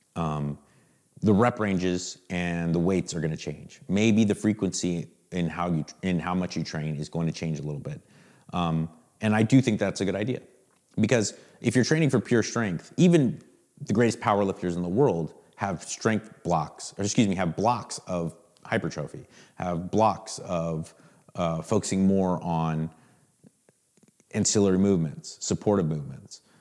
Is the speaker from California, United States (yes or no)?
yes; Southern California, United States; I grew up, literally, I grew up in Southern California